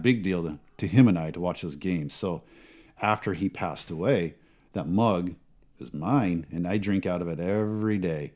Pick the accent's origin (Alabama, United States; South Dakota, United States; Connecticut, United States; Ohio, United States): South Dakota, United States; moved away; My, my grandma She's in her nineties back in South Dakota, and the nursing home in my hometown actually closed permanently.